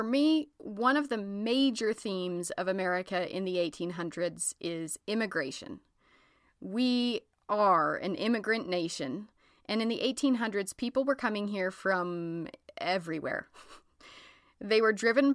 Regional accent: Ogden, Utah, United States; This is my hometown. Ogden, Utah

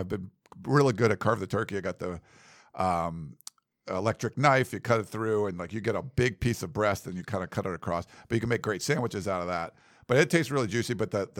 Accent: Massachusetts, United States; moved away as an adult; now in Los Angeles, United States; I came here from Massachusetts. To L.A. And I had never even been to California when I came to USC. Like, I'd never been west of the Mississippi.

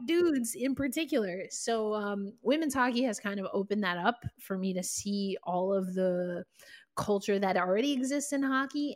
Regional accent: New York, United States; I'm from the other coast. Uh, coast. Uh, I'm a New Yorker, East Coast ride

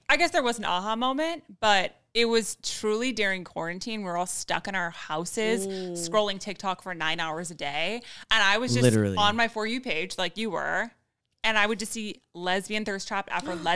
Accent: Westlake Village, California, United States; I grew up in Westlake Village, which is like a super whitewashed suburbia like neighborhood right side

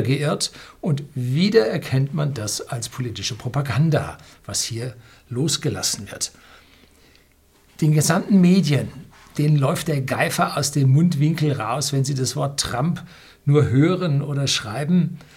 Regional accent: Southern Germany, Germany; bei uns in Süddeutschland

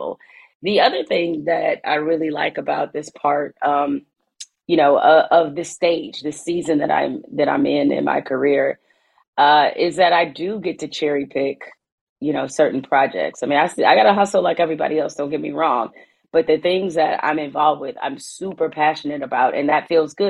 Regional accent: Midwest, United States; I'm from the Midwest.

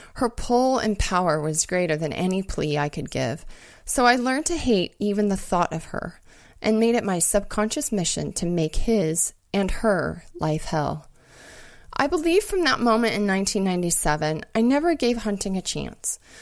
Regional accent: Montana, United States; moved away; also born or lived in Alaska; growing up in Montana

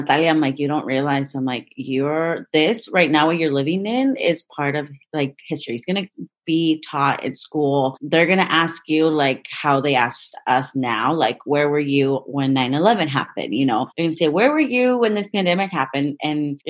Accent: Sonoma, California, United States; I grew up here in Sonoma Valley, born and raised, and it's a beautiful town.

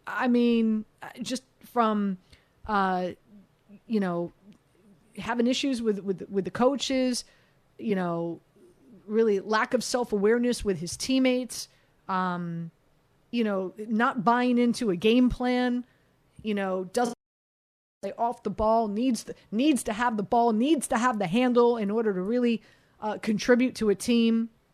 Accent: Miami, Florida, United States; being born and raised in Miami, loving the Miami Heat

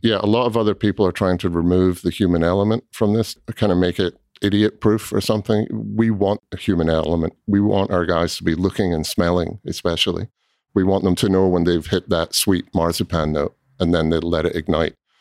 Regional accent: Scotland, United Kingdom; also born or lived in Southern California; now in Louisville, United States; I grew up in Scotland, um, and my family there had a small cooperage

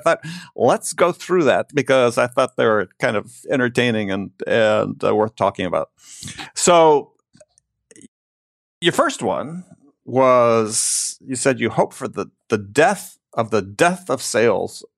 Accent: Wisconsin, United States; growing up in Wisconsin

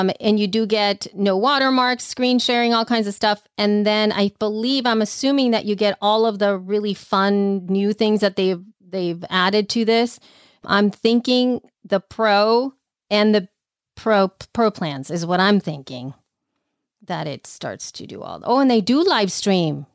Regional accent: El Salvador; moved away; growing up in El Salvador

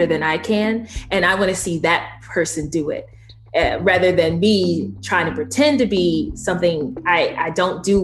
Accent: Georgia, United States; accent: Southern; I'm from Georgia.

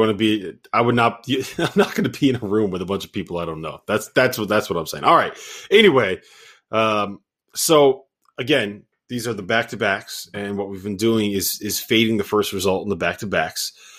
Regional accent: Connecticut, United States; I'm from Connecticut.

